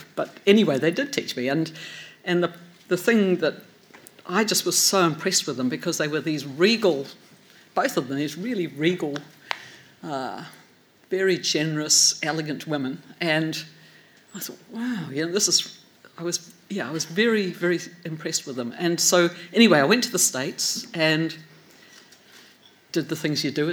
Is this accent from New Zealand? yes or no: yes; Gisborne, New Zealand; I grew up in Gisborne on the east coast in the Te Rāwhiti